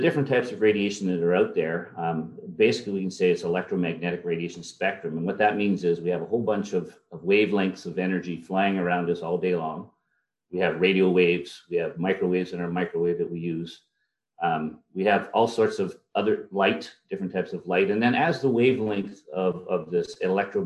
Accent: Elliott Lake, Ontario, Canada; also born or lived in Ottawa / Chalk River / Hamilton / Sudbury; I grew up in a town called Elliott Lake

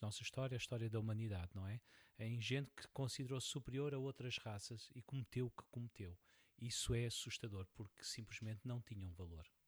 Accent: Portugal; sou, sou português

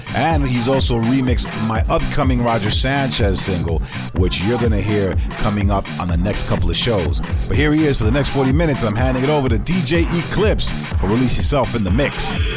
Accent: United States; my home country of USA

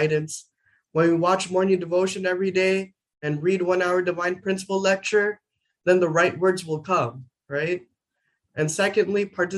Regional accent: Arizona, United States; also born or lived in New Mexico; I was born in New Mexico and raised in Arizona

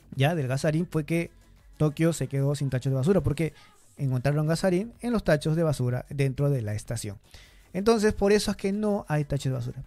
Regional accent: Peru; now in Japan; yo soy de Perú y en Perú en el colegio te dicen igual

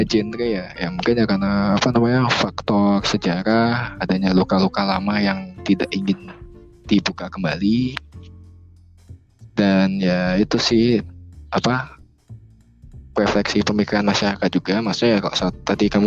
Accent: Bali, Indonesia; tapi kalau dulu di daerahku di Bali ya masih orang-orang merasa kayak ya banyak kuliah juga memikirkan masalah kerja

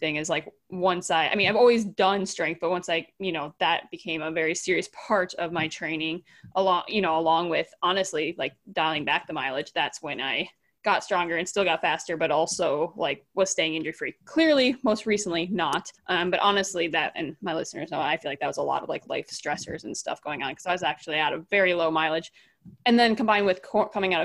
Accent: Wisconsin, United States; moved away; also born or lived in Michigan; I'm from Wisconsin originally

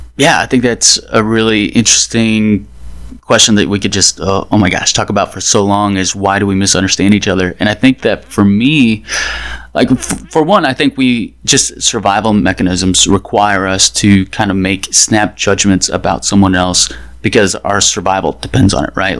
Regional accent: Dallas, Texas, United States; now in Washington, D.C., United States; I'm from Dallas, and since I've been in DC

